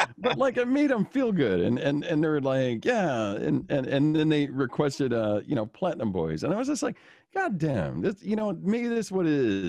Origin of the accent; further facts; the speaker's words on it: Illinois, United States; growing up in the Chicagoland area, you would see those things too. But recently, this has just been a ongoing thing that has been an eye-opener to me here in Wisconsin.